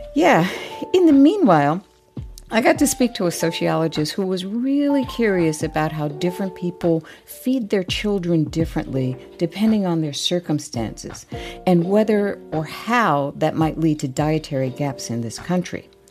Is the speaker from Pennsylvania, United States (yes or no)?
no; Connecticut, United States; Daddy was born and raised in Connecticut, as, you know, I was. I grew up there